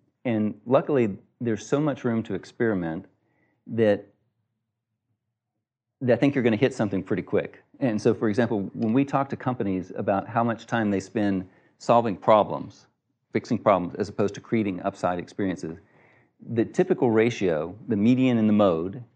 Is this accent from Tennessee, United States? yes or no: no; Texas, United States; I'm from Texas